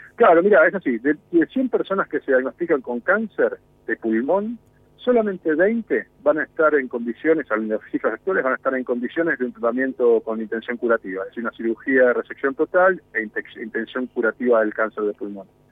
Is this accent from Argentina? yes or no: yes; Bariloche, Río Negro, Argentina; yo soy de Bariloche